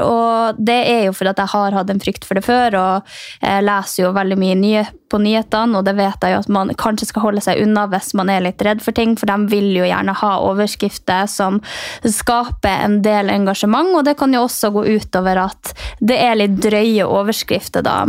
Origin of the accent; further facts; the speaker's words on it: Finnmark, Norway; jeg som kommer fra Finnmark og lever på grensa til Russland sjøl